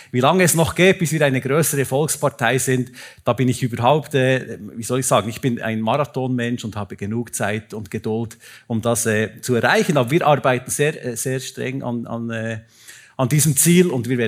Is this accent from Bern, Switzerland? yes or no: yes; Bern, Switzerland; Ich merke das bei mir im Berner Oberland. Ich bin ja kein Zürcher, sondern ein Berner Oberländer.